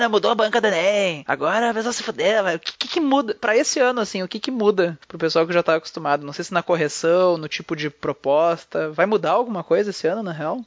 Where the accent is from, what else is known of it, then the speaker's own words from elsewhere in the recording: Brazil; eu sou brasileiro